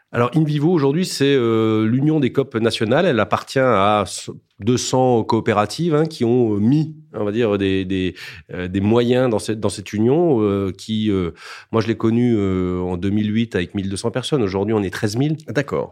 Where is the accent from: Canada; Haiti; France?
France; Alsace, Grand Est; je suis alsacien